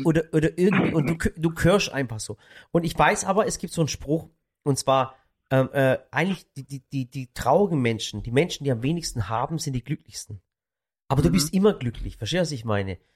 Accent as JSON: {"language": "German", "area": "Swabian Jura", "region": "Baden-Württemberg", "country": "Germany", "said": "von der Schwäbischen Alb, da wo ich auch herkomme"}